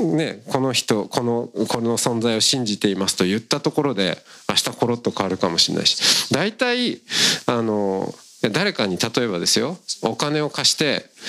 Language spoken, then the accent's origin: Japanese; rural Hokkaido, Japan; 私も北海道の田舎出身なんで